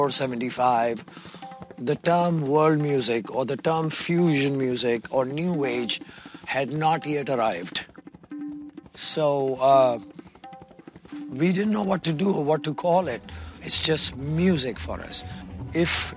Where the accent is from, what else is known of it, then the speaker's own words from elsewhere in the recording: India; I am from India, representing the age-old tradition of North Indian classical music.